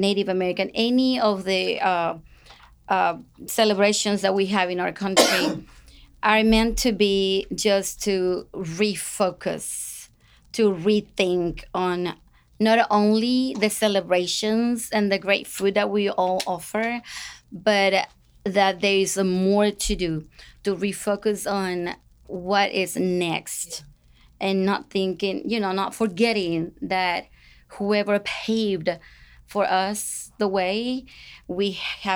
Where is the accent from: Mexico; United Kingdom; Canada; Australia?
Mexico; English is a second language; moved away as an adult; now in Corsicana, United States; I immigrated from Mexico 36 years ago or so. And of course, Corsicana became my hometown